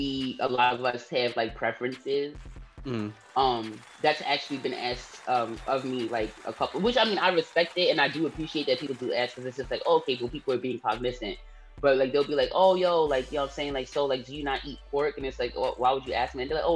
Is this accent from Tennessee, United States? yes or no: no; Staten Island, New York, United States; born there; I was born here. {S19} Yeah. {S18} In Staten Island. I was born in Park Hill.